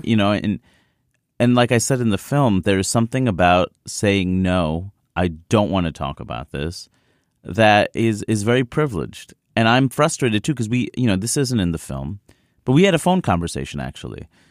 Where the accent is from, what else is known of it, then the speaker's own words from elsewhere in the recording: New York City, New York, United States; I grew up in Queens, New York, where everyone was present.